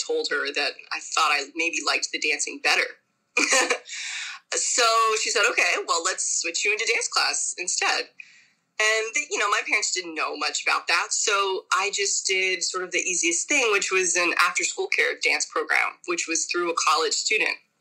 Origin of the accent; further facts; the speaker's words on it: Miami, Florida, United States; also born or lived in Santo Domingo, Dominican Republic; now in New York City, United States; I grew up in Miami, Florida originally. I was born in Santo Domingo, Dominican Republic.